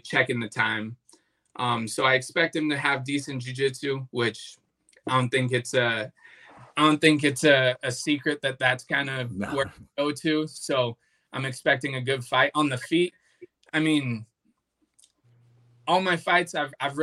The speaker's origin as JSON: {"language": "English", "town": "Flagstaff", "region": "Arizona", "country": "United States", "tie": "born or raised there", "said": "he had an affiliate gym up in Flagstaff, which is where I was born and raised"}